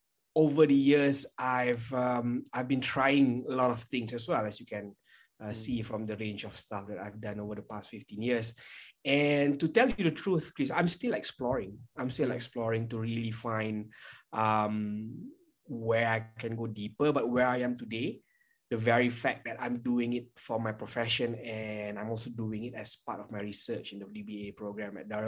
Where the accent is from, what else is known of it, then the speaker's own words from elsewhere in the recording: Kuala Lumpur, Malaysia; I am from Kuala Lumpur, Malaysia.